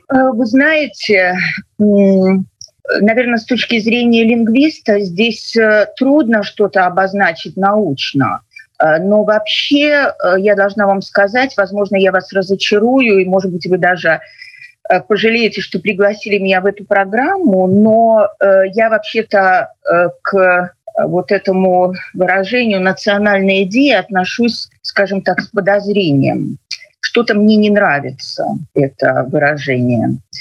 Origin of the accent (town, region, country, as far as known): Belarus